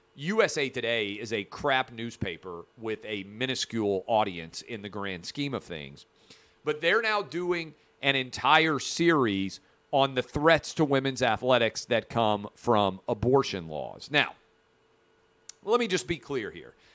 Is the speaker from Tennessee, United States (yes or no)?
yes; Tennessee, United States; my home state of Tennessee